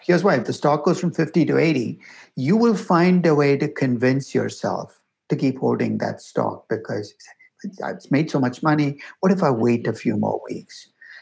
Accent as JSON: {"language": "English", "town": "Chennai", "region": "Tamil Nadu", "country": "India", "tie": "born or raised there", "also_born_or_lived": "Bangalore", "moved": "yes", "said": "I grew up in Chennai."}